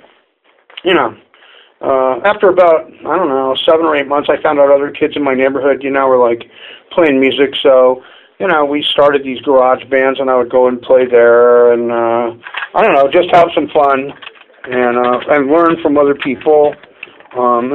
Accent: Pacifica, California, United States; born or raised there; also born or lived in San Francisco, California

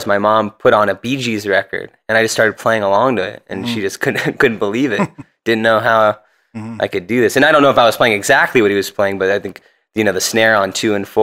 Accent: Tucson, Arizona, United States; moved away as an adult; also born or lived in Cincinnati, Ohio; now in San Francisco Bay Area, United States; I was born in Cincinnati, and I lived there till I was 10, and then me and my family relocated to Tucson, Arizona

